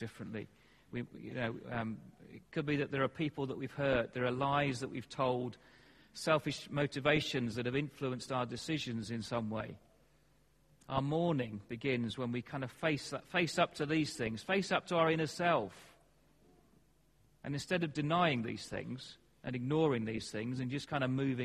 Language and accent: English; England, United Kingdom; we're English